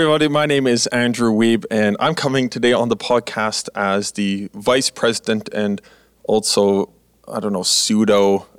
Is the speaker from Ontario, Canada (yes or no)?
no; Manitoba, Canada; also born or lived in Alberta; And January, you know, I come from Manitoba and Alberta, you know, all across the prairies.